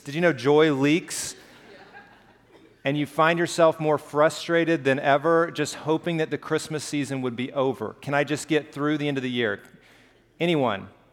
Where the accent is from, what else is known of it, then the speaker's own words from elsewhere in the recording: Alabama, United States; I grew up in Alabama, and we have hills